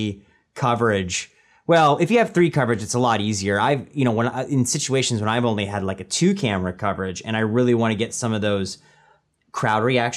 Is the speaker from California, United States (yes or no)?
yes; Bay Area, California, United States; moved away as an adult; now in Los Angeles, United States; I'm from the Bay Area originally. Yeah. That's where I'm born and raised